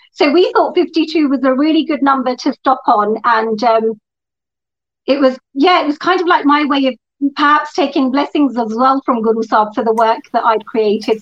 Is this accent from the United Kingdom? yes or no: yes; England, United Kingdom; was born and brought up in England